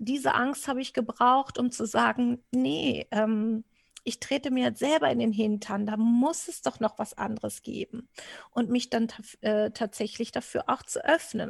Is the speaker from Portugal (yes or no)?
yes; Portugal; also born or lived in Wistinghauser Senne area, Germany; now in Germany; für mich als äh, Portugiese